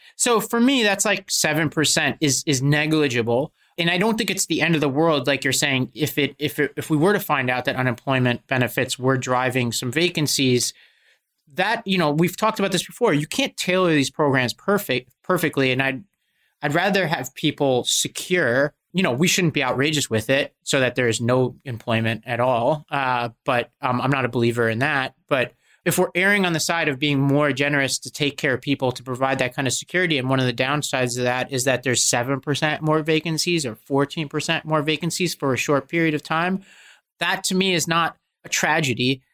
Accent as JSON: {"language": "English", "country": "United States", "said": "as an Indian American"}